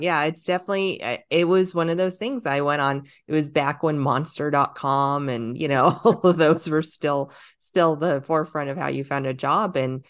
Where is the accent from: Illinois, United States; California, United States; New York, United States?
California, United States; Los Angeles; I did start in Hollywood. I grew up in Southern California. I grew up in LA.